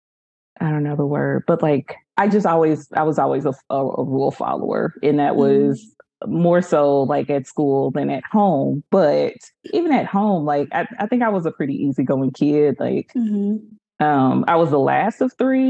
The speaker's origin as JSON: {"language": "English", "town": "Kansas City", "country": "United States", "tie": "born or raised there", "said": "I grew up in Kansas City in a Baptist church home"}